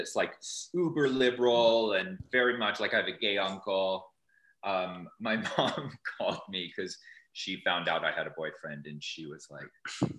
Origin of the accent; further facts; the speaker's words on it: Salt Lake City, Utah, United States; I was raised in Salt Lake, but I was not Mormon.